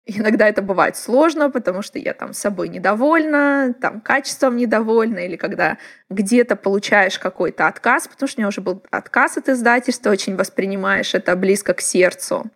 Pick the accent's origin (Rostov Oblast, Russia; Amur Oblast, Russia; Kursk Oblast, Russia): Amur Oblast, Russia; Blagoveshchensk; moved away; Это Благовещенск, город, откуда я родом, а, на границе с Китаем